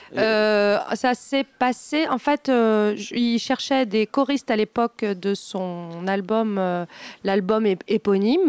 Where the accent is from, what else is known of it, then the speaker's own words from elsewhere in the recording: Val-d'Oise, Île-de-France, France; Je ne suis pas vendéenne. Je suis euh, du, je suis née dans le Val d'Oise.